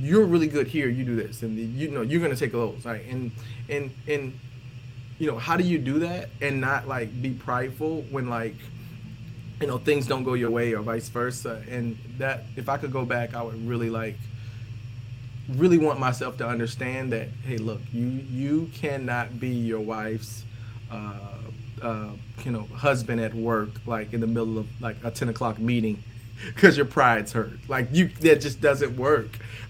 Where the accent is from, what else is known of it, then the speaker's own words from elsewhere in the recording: the South, United States; We're from the South, so we kind of have those dynamics from that standpoint.